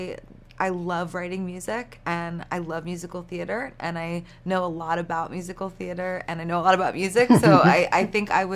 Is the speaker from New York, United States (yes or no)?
yes; New York, United States; I'm from New York